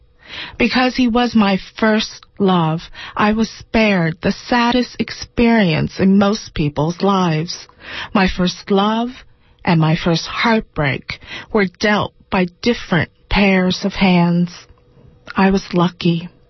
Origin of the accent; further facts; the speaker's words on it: Boiling Springs, North Carolina, United States; now in New York City, United States; I grew up in Boiling Springs, North Carolina. My parents were Thomas and Deanne.